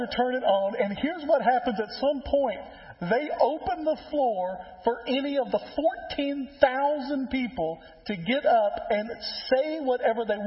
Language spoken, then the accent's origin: English; Tennessee, United States